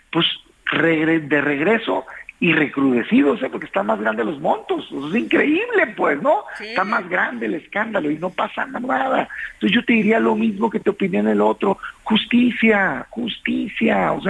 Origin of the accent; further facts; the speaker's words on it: Mexico; Yo lo digo como mexicano